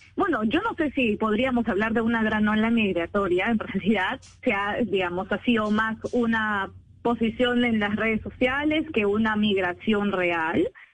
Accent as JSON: {"language": "Spanish", "country": "Peru"}